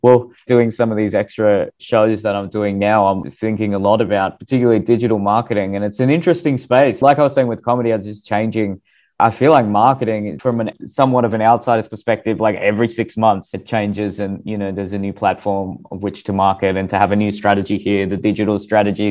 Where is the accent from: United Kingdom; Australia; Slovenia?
Australia; I'm Australian with racially Indian background